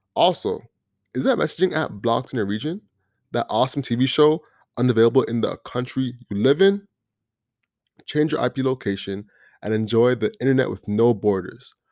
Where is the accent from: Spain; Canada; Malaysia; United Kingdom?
Canada; also born or lived in Jamaica; I'm from Canada, um, through Jamaica